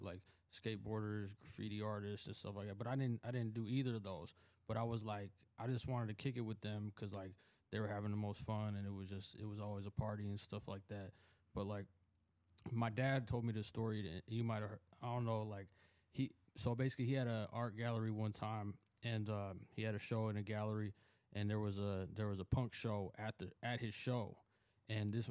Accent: Seattle, Washington, United States; I am born and raised in Seattle

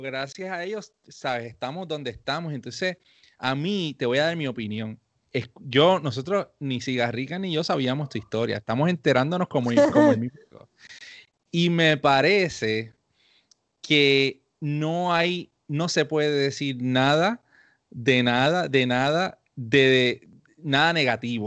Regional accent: Puerto Rico; los dos somos puertorriqueños

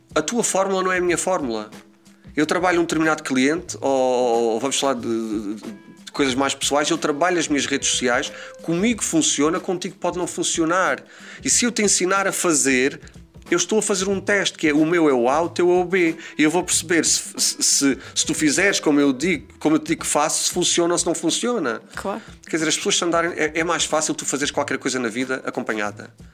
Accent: Azores, Portugal; moved away as an adult; now in Lisbon, Portugal; nós que crescemos nos Açores, em que só tínhamos dois canais

